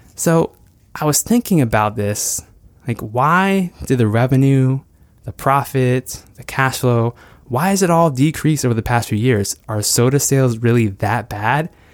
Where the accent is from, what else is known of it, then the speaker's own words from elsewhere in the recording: United States; growing up in the United States